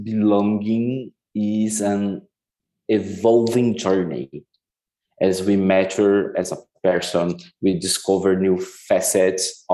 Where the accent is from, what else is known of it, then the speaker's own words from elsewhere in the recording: Curitiba, Paraná, Brazil; moved away; I was born in Curitiba, a city in southern Brazil